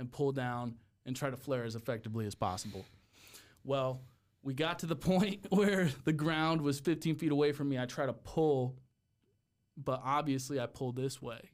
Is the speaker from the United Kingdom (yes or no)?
no; Cleveland, Ohio, United States; moved away as an adult; also born or lived in Texas; I'm from, I'm from Cleveland. So, Cleveland area